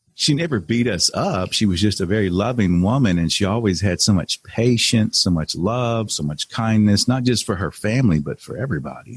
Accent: Texas, United States; moved away as an adult; also born or lived in Cleveland, Ohio / Beaumont, Texas; I ended up going back home to Texas. I'm from Texas, so I went back home

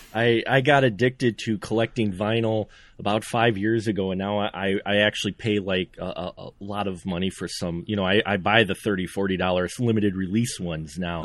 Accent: Central Wisconsin, United States; you know Wisconsin, I'm from Wisconsin, Central Wisconsin.

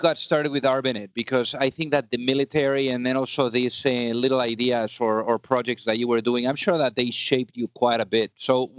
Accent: Spain; English is a second language; now in United States; I'm also, you know, a foreigner. So I came from Spain here to the U.S.

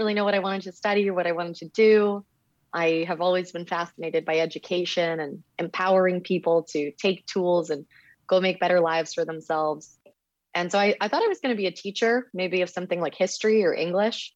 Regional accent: Miami, Florida, United States; moved away; I'm from Miami

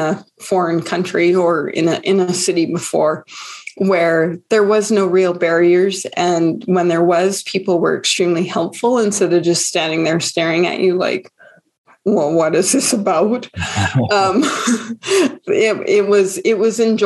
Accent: Calgary, Alberta, Canada; I'm born and raised Calgarian

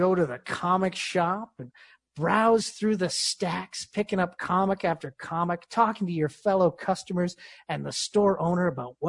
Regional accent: Yonkers, New York, United States; You know, I'm from Yonkers, but, you know, it's good to see some of the boroughs getting represented in this film.

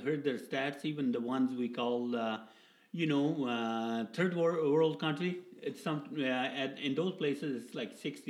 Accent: Edmonton, Alberta, Canada; I'm from Edmonton.

